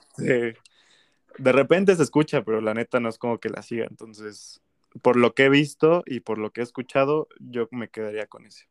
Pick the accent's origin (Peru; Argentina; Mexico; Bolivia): Mexico